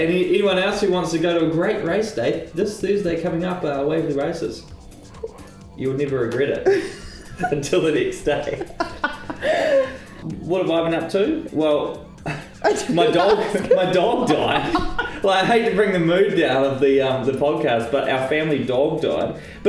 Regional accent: New Zealand; The Boil Up Podcast, it celebrates all the things that make us special for being Kiwi, our land, our people, our culture

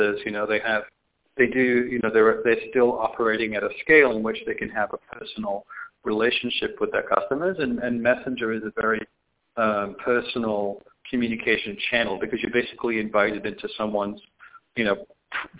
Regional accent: the north of England, United Kingdom; moved away as an adult; now in San Francisco, United States; I'm originally from Northern England, but I moved to like Silicon Valley, San Francisco in the mid-90s

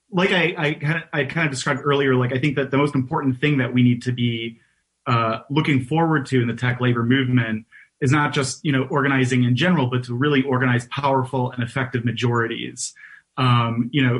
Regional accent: Detroit, Michigan, United States; moved away as an adult; now in New York, United States; I'm not originally from New York. I am originally from Detroit.

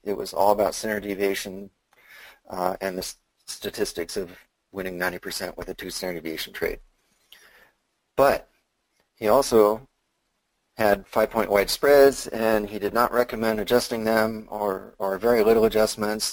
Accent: Seattle, Washington, United States; I was born in Seattle. I uh, lived here all my life

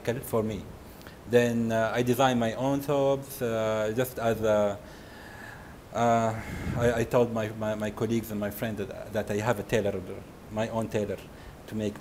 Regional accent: Jeddah, Makkah Province, Saudi Arabia; also born or lived in Houston; I'm from Jeddah

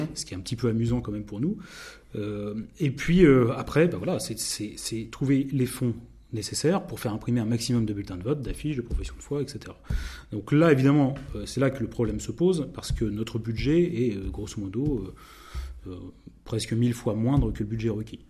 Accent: Normandy, France; moi, je suis normand

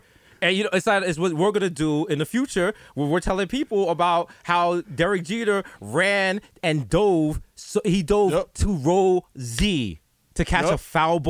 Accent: New York City, New York, United States; we grew up in the Bronx and there were still mad Italians.

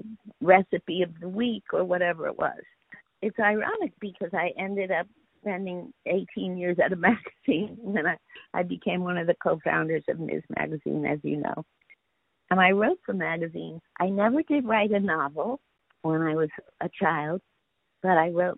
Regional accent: New York City, New York, United States; also born or lived in Bronx, New York; I was born in New York City. And my parents moved from the Bronx to Queens when I was one year old, and we lived next door to my mother's sister

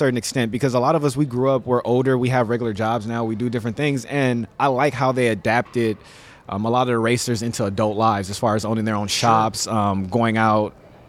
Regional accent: Los Angeles, California, United States; I'm from South Central Los Angeles.

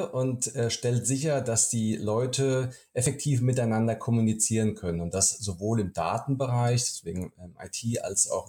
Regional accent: Hesse, Germany; moved away as an adult; now in Berlin, Germany; Also ich bin äh, privat gebürtiger Hesse, habe dort gelebt, meine Kindheit, ähm, bevor, bis ich äh, 2012 in meine neue Wahlheimat nach Berlin gezogen bin.

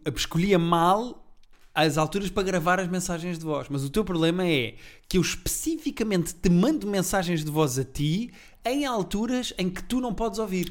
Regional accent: Portugal; sou português

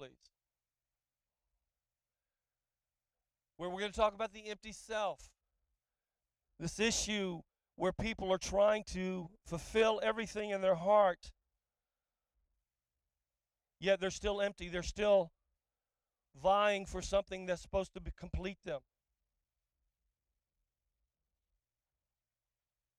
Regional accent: the South, United States; also born or lived in Auckland, New Zealand; now in Orlando, United States; I like the South. I grew up here

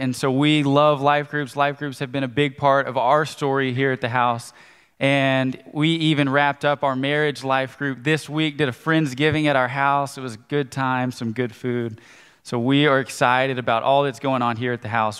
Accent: Conway, United States; I grew up in Conway

